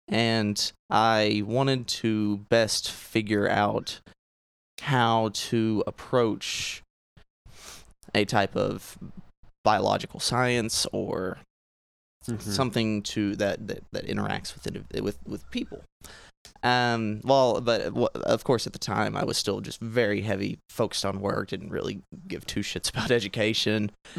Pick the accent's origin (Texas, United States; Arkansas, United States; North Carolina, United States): Arkansas, United States; Clinton; 24 years old, born and raised in Clinton, Arkansas, which is the same place as where I work.